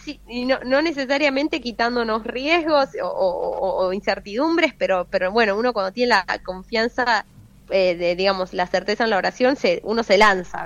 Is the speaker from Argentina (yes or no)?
yes; Buenos Aires, Argentina; moved away as an adult; now in Franklin, United States; mi tierra